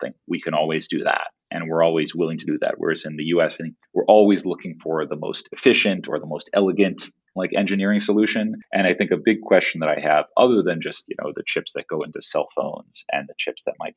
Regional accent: Palo Alto, California, United States; I grew up partly in Palo Alto

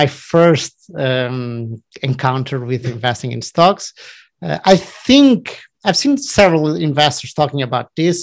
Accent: Portugal; also born or lived in Barcelona, Spain / Madrid, Spain / São Paulo, Brazil; I'm from Portugal. I live in Lisbon currently.

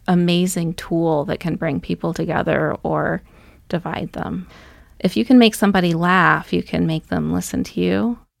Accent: Dover, Massachusetts, United States; also born or lived in Duxbury, Massachusetts; now in Missoula, United States; I grew up outside of Boston, Massachusetts

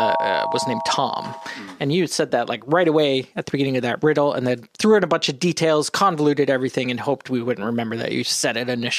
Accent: Western Canada, Canada; also born or lived in Midwest, United States; now in United States; I'm from Western Canada

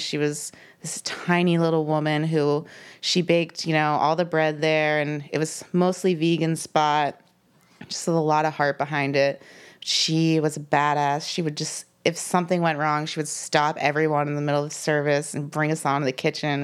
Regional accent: Lancaster County, Pennsylvania, United States; born or raised there; also born or lived in Philadelphia area, Pennsylvania; now in Pittsburgh, United States

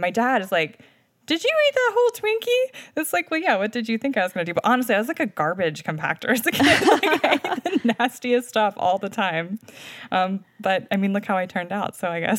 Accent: Delmarva Peninsula, United States; Yeah, so I grew up on the Delmarva Peninsula around a lot of chicken farms.

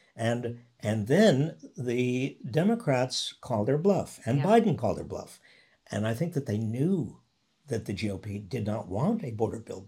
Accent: outside New York City, United States; now in San Francisco Bay Area, United States; I grew up outside New York City

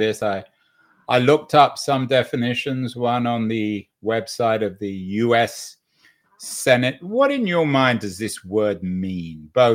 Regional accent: England, United Kingdom; now in United States; I grew up in England. I spent most of my life, though, in the US

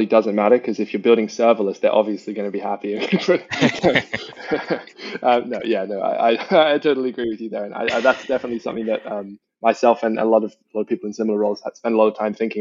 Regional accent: Australia; now in London, United Kingdom; I grew up in Australia

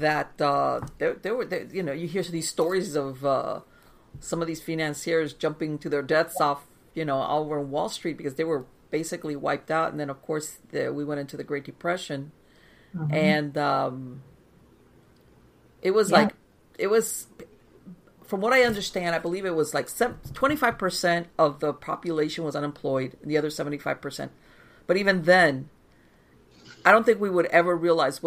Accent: Miami, Florida, United States; moved away as an adult; now in North Florida, United States; I was born and raised in Miami in South Florida, and I moved out here like it's gonna be a year. I live out in the sticks. It's a little town in North Florida

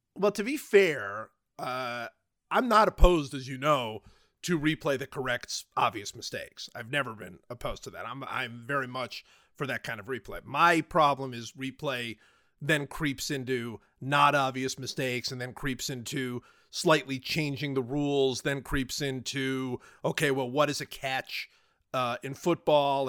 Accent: Cleveland, Ohio, United States; I grew up in Cleveland

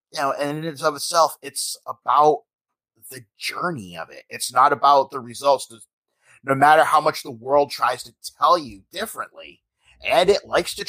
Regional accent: near Boston, Massachusetts, United States; Yeah, I'm from near Boston.

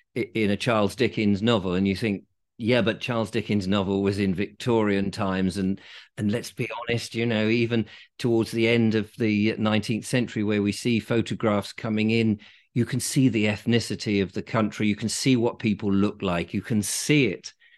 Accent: England, United Kingdom; I am English

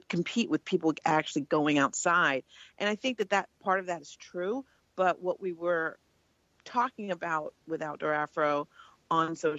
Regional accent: Oakland, California, United States; I was born and raised in Oakland, California

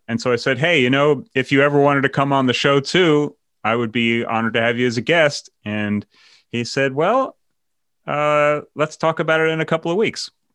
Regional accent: New York, United States; moved away as an adult; I came from New York, were Democrats

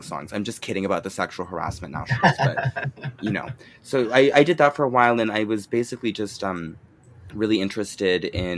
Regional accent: United States; now in Japan; I'm a American drag queen living here in Japan

